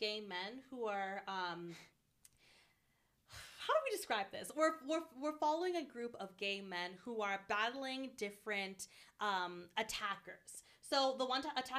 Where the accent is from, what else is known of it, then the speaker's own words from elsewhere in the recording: New York City, New York, United States; As a New Yorker